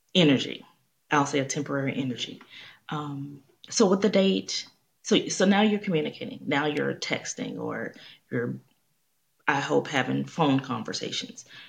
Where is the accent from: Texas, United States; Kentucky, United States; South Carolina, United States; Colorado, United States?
Texas, United States; Houston; I'm from Houston